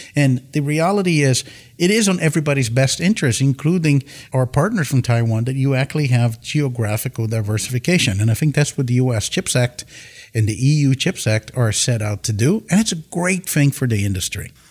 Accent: Campinas, São Paulo, Brazil; born or raised there; moved away as an adult; also born or lived in Tokyo, Japan; now in San Diego, United States

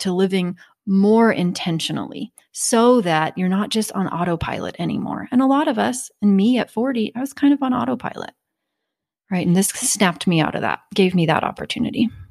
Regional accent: Kansas, United States; I'm from Kansas

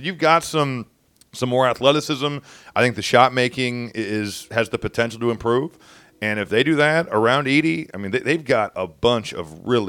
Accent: Indiana, United States; no, Coach, we're from Indiana.

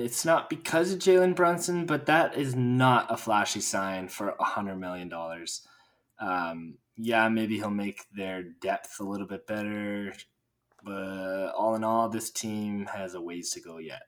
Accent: Edmonton, Alberta, Canada; in my hometown

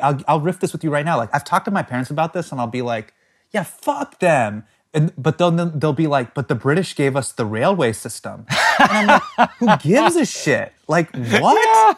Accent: United States; I'm American and I grew up in the States

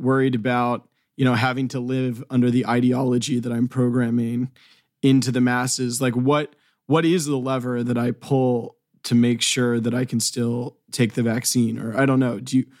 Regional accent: Georgia, United States; Yeah, I grew up

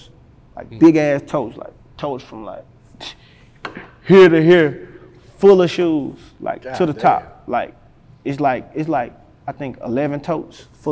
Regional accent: Helena, Arkansas, United States; I'm from Helena, Arkansas

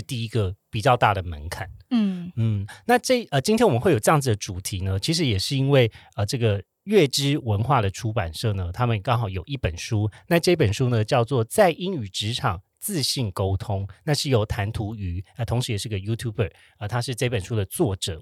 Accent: Taiwan; 我跟 Joe 呢是在台湾长大。土生土长土生，土生土长

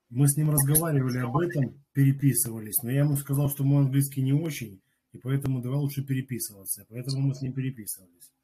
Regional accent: Belarus; я из Беларуси

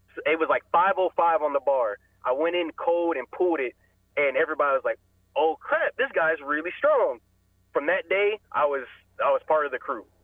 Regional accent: Powell, Ohio, United States; I went to high school in uh, Powell, Ohio. Went to Olentangy Liberty

